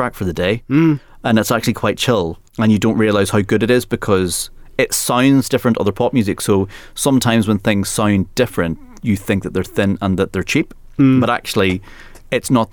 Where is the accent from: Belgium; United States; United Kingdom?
United Kingdom; England; for us as English people